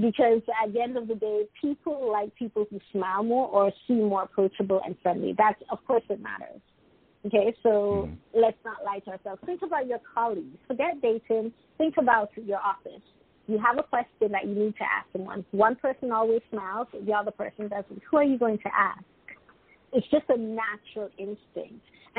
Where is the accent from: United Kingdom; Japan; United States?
United Kingdom; Even though I'm British, sometimes my perspective, because I've lived in 6 different countries, so sometimes my perspective isn't typical British.